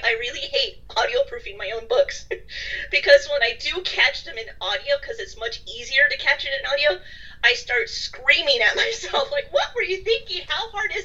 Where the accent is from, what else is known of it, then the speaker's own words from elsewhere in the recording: United States; moved away as an adult; also born or lived in London / Dublin; Since I am an American who lived in London and then Dublin